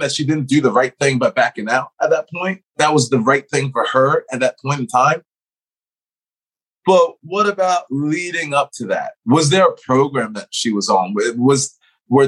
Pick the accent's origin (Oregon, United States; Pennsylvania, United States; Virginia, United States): Pennsylvania, United States; Philadelphia; moved away; I'm originally from Philadelphia. We're Northeast people originally